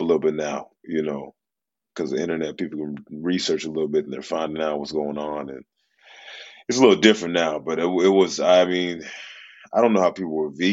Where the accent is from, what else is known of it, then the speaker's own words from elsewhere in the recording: Memphis, Tennessee, United States; I grew up in Memphis, Tennessee